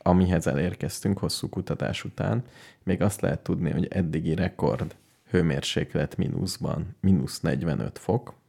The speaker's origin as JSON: {"language": "Hungarian", "country": "Hungary", "said": "mint magyarok"}